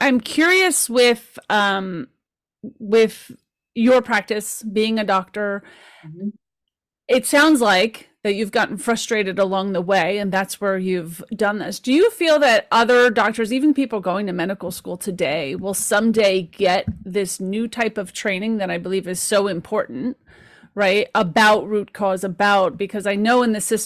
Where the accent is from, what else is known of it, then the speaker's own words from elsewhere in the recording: Caldwell, New Jersey, United States; I grew up in the Caldwells.